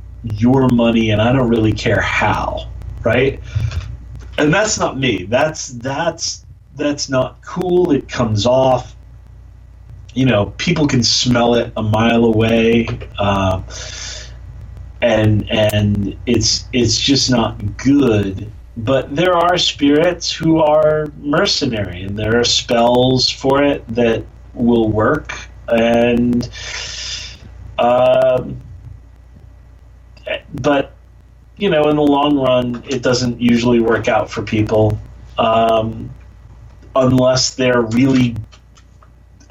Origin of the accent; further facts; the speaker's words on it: Jackson, New Jersey, United States; I grew up in Jackson, New Jersey, in the middle of kind of nowhere